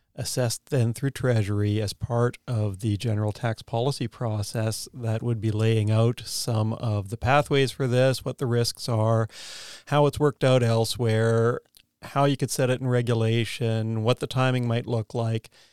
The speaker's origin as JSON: {"language": "English", "country": "Canada", "also_born_or_lived": "United States", "moved": "as an adult", "lives_now": "New Zealand", "said": "I'm Canadian, go to grad school in the U S"}